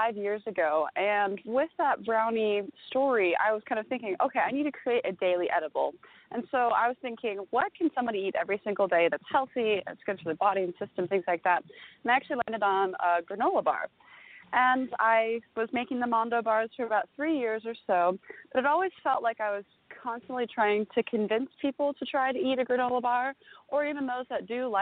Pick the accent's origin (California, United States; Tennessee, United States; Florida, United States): California, United States; Napa Valley; I grew up in Napa Valley